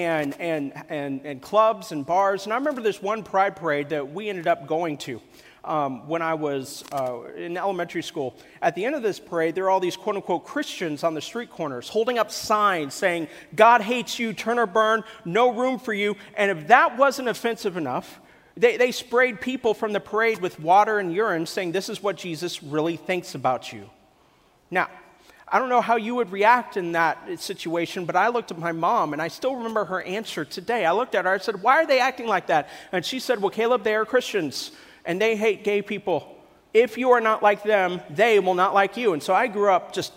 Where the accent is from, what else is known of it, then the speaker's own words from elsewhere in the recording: Kansas City, Missouri, United States; moved away; also born or lived in Columbia, Missouri; I'm originally from Columbia, Missouri in Kansas City. My parents, when they had me, we lived in Columbia, Missouri.